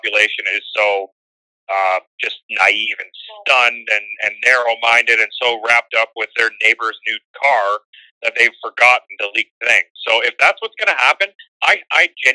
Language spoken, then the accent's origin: English; Canada; I'm Canadian